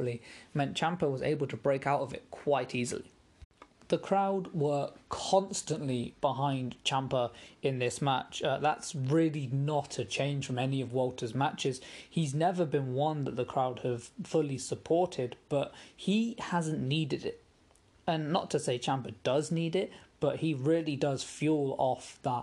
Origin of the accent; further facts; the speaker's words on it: England, United Kingdom; As an Englishman